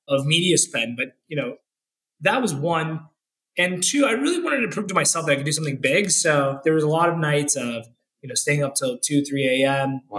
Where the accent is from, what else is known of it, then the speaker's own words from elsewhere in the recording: Orlando, Florida, United States; moved away; also born or lived in Jacksonville, Florida / Schaumburg, Illinois / Bay Area, California; I grew up in Orlando, Florida